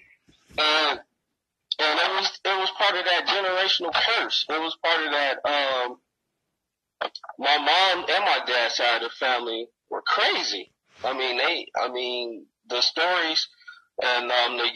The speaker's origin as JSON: {"language": "English", "town": "Gary", "region": "Indiana", "country": "United States", "tie": "born or raised there", "moved": "yes", "lives_now": "Denver, United States", "said": "I grew up in Gary"}